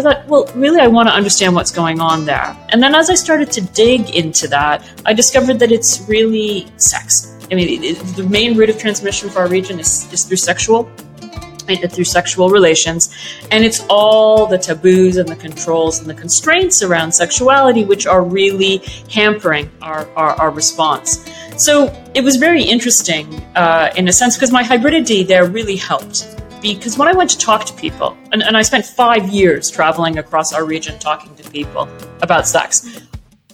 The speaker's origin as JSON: {"language": "English", "country": "Canada", "tie": "born or raised there", "also_born_or_lived": "Egypt", "said": "So I was brought up in Canada, as you said, from Egypt, with an Egyptian father and a Welsh mother"}